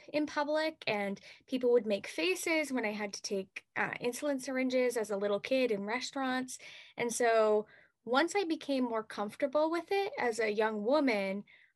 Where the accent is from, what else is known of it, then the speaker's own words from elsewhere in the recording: Lakeville, Massachusetts, United States; I am from Lakeville, Massachusetts. And this year, I'm actually representing my hometown of Lakeville